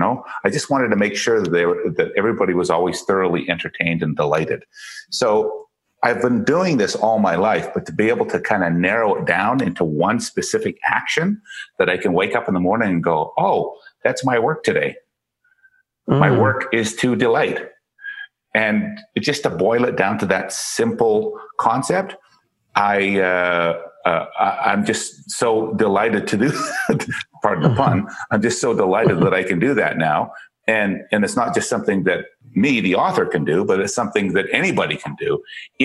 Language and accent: English; Canada; also born or lived in Calgary, Canada; I'm a Canadian. I live in Calgary, Canada.